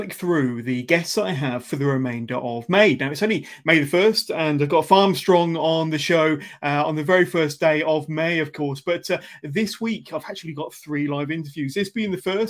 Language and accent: English; Westbury, England, United Kingdom; my hometown of Westbury